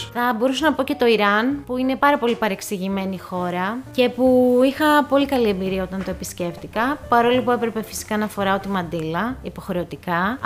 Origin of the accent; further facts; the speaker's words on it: Greece; είμαι από την Ελλάδα